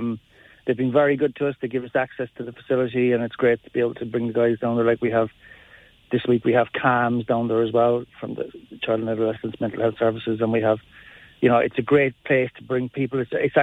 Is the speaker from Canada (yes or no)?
no; Mallow, Munster, Ireland; I'm from Mallow.